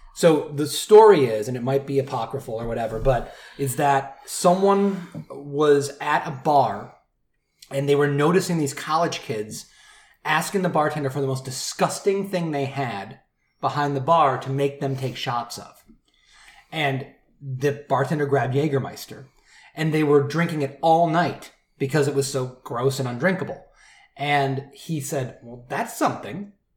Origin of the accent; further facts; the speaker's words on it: Michigan, United States; I'm from Michigan